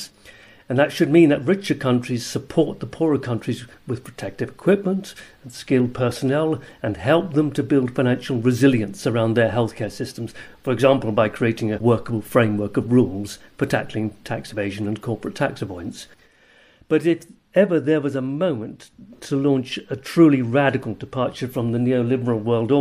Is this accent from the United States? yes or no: no; Jersey; I'm from Jersey in the Channel Islands